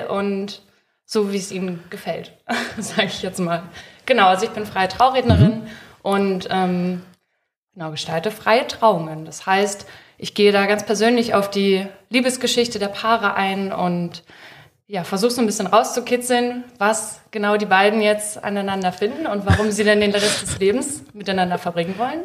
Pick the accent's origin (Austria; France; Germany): Germany; Peitz, Brandenburg; moved away as an adult; now in Leipzig, Germany; ich komme ursprünglich aus Peitz